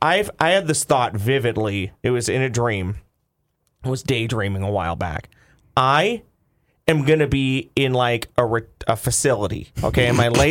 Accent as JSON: {"language": "English", "town": "Lakeville", "country": "United States", "tie": "born or raised there", "said": "Most of my formative years, Lakeville."}